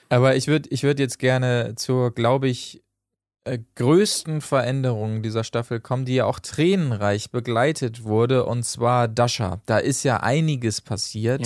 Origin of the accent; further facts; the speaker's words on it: Achim, Lower Saxony, Germany; moved away; Achim bei Bremen, da bin ich geboren worden, habe ansonsten allerdings keinen Bezug mehr zu Achim